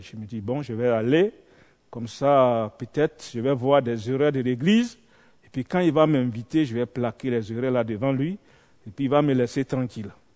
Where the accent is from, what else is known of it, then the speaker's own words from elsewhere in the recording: Côte d’Ivoire; Je viens de la Côte d'Ivoire